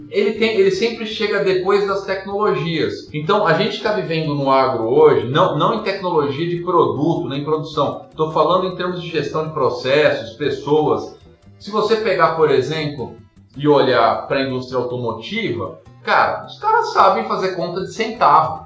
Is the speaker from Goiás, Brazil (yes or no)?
no; São Paulo, Brazil; moved away as an adult; now in Curitiba, Brazil; eu morava em São Paulo, sou de São Paulo capital, moro em Curitiba hoje, mas sou de São Paulo.